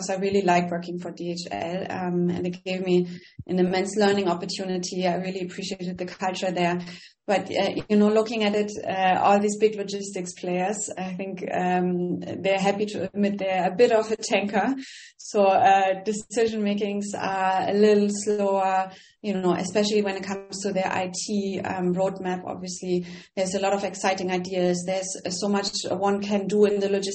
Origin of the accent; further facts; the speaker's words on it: Northern Germany, Germany; accent: German; English is a second language; moved away as an adult; also born or lived in Berlin / Bonn; I'm German, really hard to hide the accent. So I grew up in Northern Germany